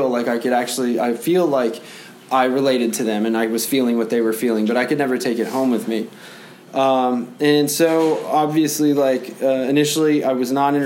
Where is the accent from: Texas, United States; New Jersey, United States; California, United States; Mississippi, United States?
Texas, United States; San Antonio; I was born in San Antonio